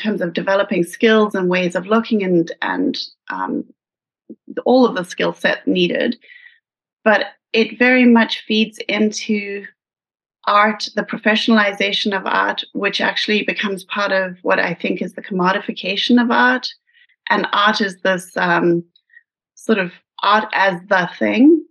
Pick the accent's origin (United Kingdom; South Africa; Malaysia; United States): South Africa; moved away; my growing up in South Africa